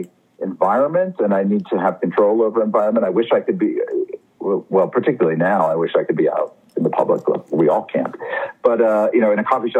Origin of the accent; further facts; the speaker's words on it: Maine, United States; I grew up in Maine